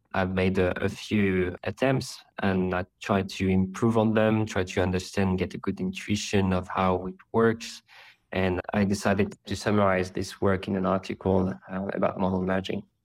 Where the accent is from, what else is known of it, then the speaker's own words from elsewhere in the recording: Paris, Île-de-France, France; now in London, United Kingdom; I'm currently based in London, but I come from Paris